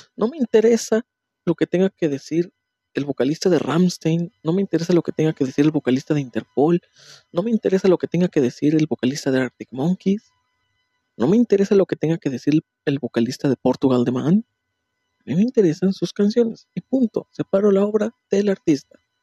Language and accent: Spanish; Puebla, Mexico; moved away; de donde yo soy, en Puebla